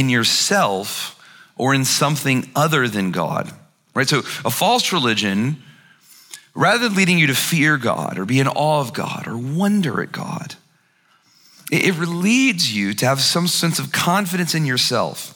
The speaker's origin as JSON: {"language": "English", "region": "Alabama", "country": "United States", "said": "I'm from Alabama"}